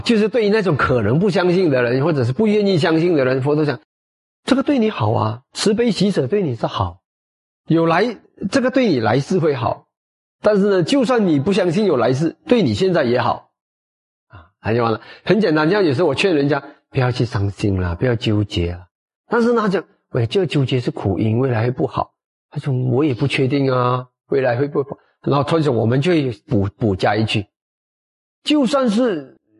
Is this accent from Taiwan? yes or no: no; Malacca, Malaysia; 到马来家，到我们的家乡